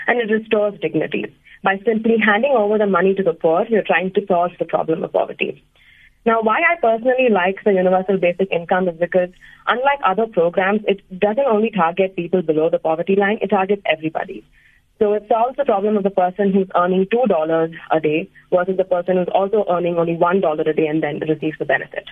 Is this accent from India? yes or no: yes; South India, India; now in Bangalore, India; I am from South India